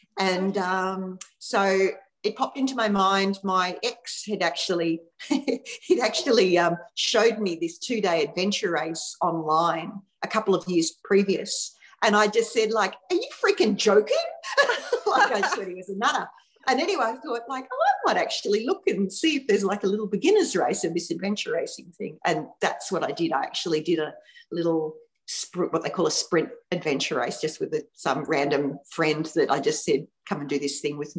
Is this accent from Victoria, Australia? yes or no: yes; Victoria, Australia; moved away as an adult; also born or lived in Fairhaven, Victoria / Melbourne area; now in Noosa, Australia; I live up near Noosa in Queensland, but I was born and lived basically my whole life in Victoria. And I moved up here about 18 months ago